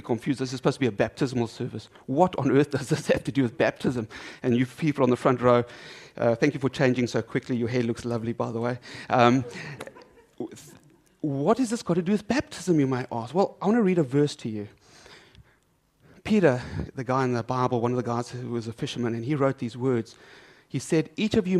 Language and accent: English; South Africa; I'm South African